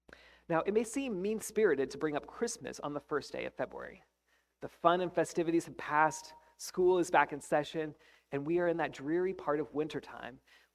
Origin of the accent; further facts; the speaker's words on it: Colorado, United States; also born or lived in Wisconsin; now in Kansas, United States; I was born in Colorado, and before Kansas, I lived in Wisconsin.